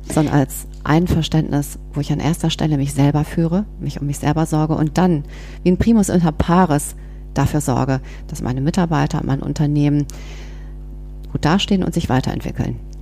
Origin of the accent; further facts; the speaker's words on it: Bonn, North Rhine-Westphalia, Germany; moved away as an adult; now in Berlin, Germany; bin aber gebürtige Bonnerin, also wirklich Rheinländerin